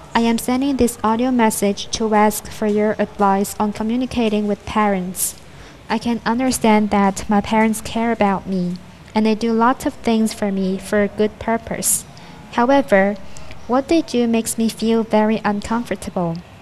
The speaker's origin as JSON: {"language": "English", "area": "Zhaoqing", "region": "Guangdong", "country": "China", "lives_now": "Guangzhou, China", "said": "from Zhaoqi, Guangdong. I study in Guangzhou."}